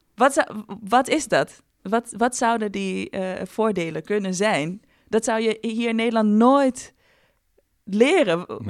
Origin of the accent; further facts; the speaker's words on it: Ghana; moved away; ik ben eh, opgegroeid met eh, drie broers in Ghana. Ik ben in Ghana geboren.